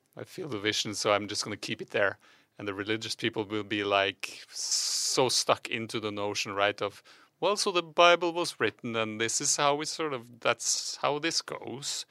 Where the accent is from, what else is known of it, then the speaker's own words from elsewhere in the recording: Norway; English is a second language; Just two Norwegians